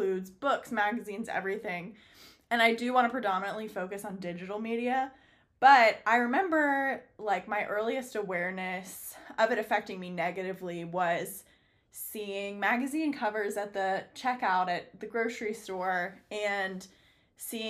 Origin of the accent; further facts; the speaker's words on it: San Francisco, California, United States; I was born in San Francisco